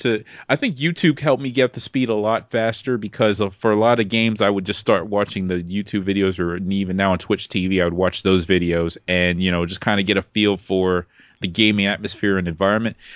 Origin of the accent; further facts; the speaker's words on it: New York City, New York, United States; moved away; also born or lived in Virginia; I'm from Brooklyn